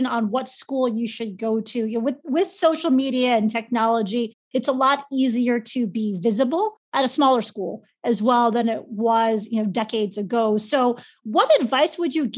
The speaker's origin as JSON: {"language": "English", "town": "Chicago", "region": "Illinois", "country": "United States", "said": "I'm from Chicago"}